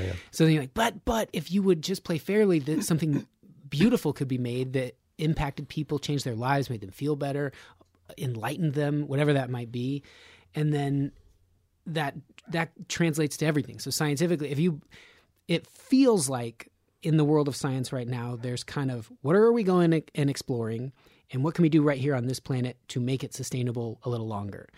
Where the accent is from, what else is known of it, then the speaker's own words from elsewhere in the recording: Nevada, United States; I'm from Nevada